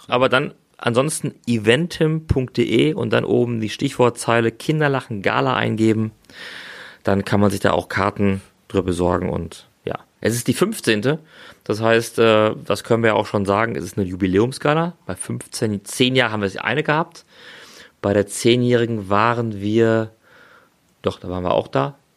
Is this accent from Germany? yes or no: yes; Dortmund, North Rhine-Westphalia, Germany; Also Fußball, ja, ist als Dortmunder natürlich im Moment ein sehr äh, leidiges Thema.